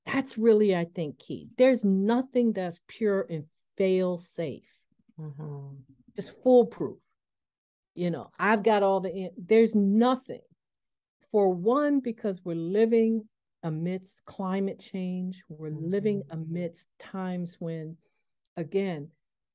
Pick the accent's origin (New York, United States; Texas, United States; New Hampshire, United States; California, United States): New York, United States; Buffalo; also born or lived in the South, United States; now in Washington, D.C. area, United States; a product of the Northeast, being growing up in Buffalo